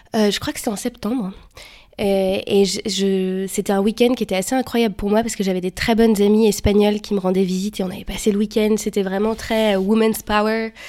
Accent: France; moved away as an adult; now in Brussels, Belgium; je suis française. J'habite à Bruxelles depuis deux ans et demi.

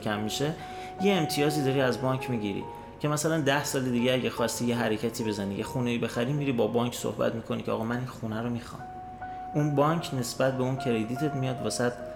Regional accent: Iran; moved away as an adult; now in Austria; من از ایران میام

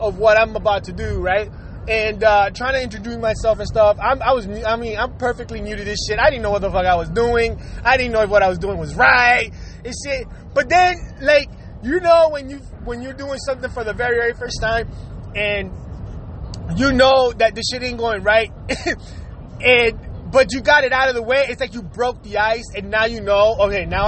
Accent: Puerto Rico; this is me growing up in Puerto Rico

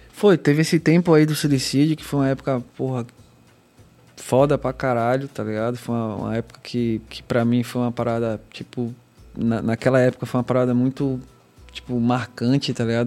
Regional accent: Northeast Region, Brazil; accent: Northeastern; a gente que é nordestino. Não sei se é pelo nosso sotaque

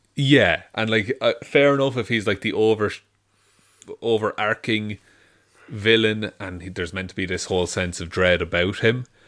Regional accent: Ireland; being Irish

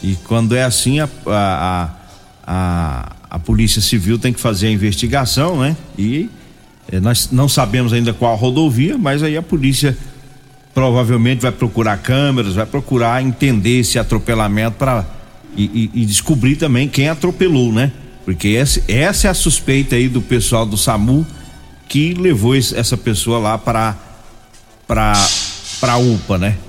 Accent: Goiás, Brazil; sou goiano. Goiano fala gueroba.

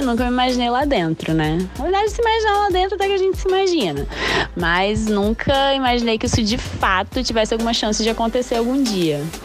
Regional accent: Vitória, Espírito Santo, Brazil; also born or lived in Cariacica; eu sou natural do Espírito Santo, é, nasci em Vitória e moro em Cariacica

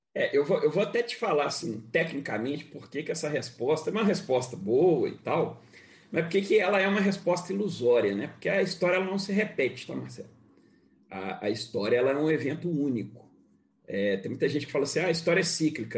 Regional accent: Rio de Janeiro, Brazil; ex-morador é, é, lá de onde eu nasci, que eu gosto muito. Minha mãe mora lá no mesmo lugar

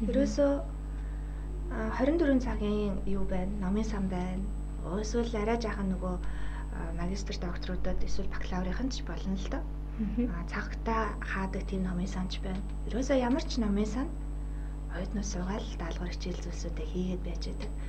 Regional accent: Mongolia; moved away as an adult; also born or lived in South Korea; Зарим үед нөгөө Монгол гадаад оюутан гэдгээрээ нэг жаахан хавчигдах зүйлсүүд байна.

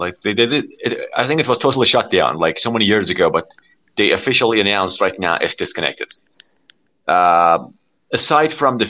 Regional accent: Iran; I am from Iran

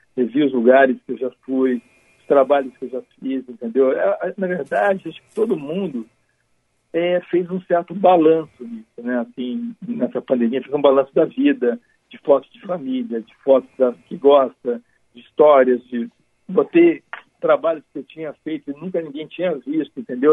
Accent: Uruguaiana, Rio Grande do Sul, Brazil; now in Rio de Janeiro, Brazil; eu nasci em Porto Alegre, em Uruguaiana

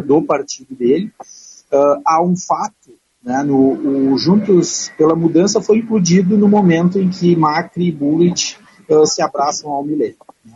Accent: Brazil; enquanto brasileiros

